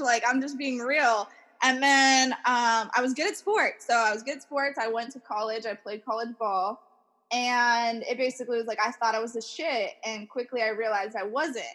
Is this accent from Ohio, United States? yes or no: yes; Minerva, Ohio, United States; moved away as an adult; now in Reno, United States; My hometown is in the middle of nowhere, United States, um, called Minerva, Ohio